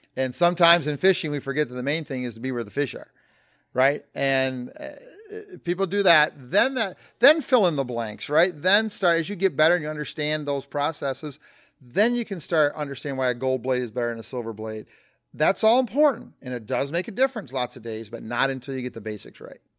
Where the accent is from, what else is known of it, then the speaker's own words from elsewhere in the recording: Flint, Michigan, United States; born and raised in Flint, Michigan.